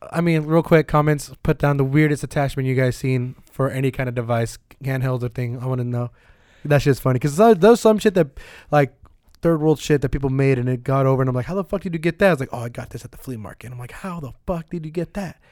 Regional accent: Bay Area, California, United States; we're from the Bay Area.

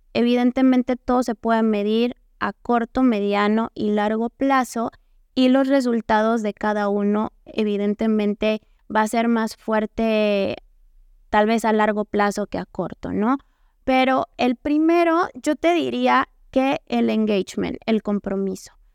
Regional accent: Mexico; como mexicanos, latinoamericanos

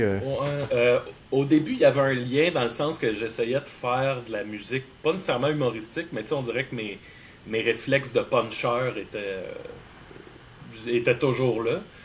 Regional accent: Salaberry-de-Valleyfield, Quebec, Canada; also born or lived in Hochelaga-Maisonneuve, Montreal; now in Montreal, Canada; je viens de Valleyfield. Là, j'habite dans Hochelaga Maisonneuve

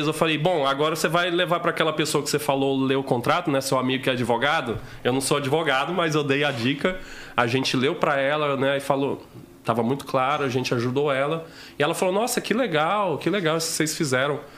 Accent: Rondônia, Brazil; also born or lived in Dom Aquino, Mato Grosso; Eu cresci em Rondônia, né? A minha família, pô, todo mundo. Meus pais foram criados em fazenda e tava todo mundo indo pro, pra Rondônia atrás de terra mais barata, né?

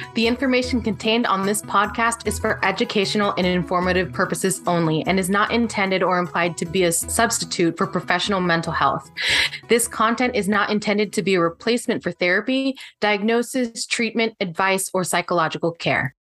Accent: San Diego, California, United States; moved away as an adult; now in Menifee, United States; I grew up in San Diego. I am now in the Menifee area

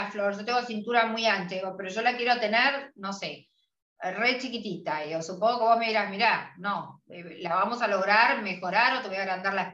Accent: Argentina

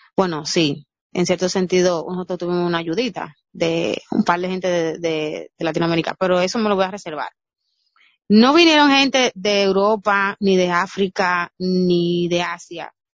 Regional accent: Dominican Republic; nosotros como dominicanos

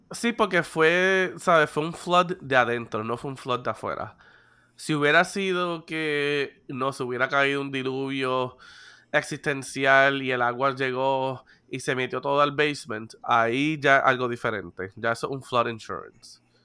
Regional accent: Puerto Rico; soy boricua y sé sobrevivir en situaciones

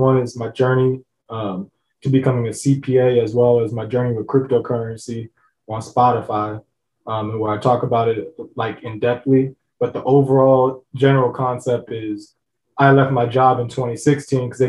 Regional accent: Los Angeles, California, United States; I'm originally from Southern California, Los Angeles

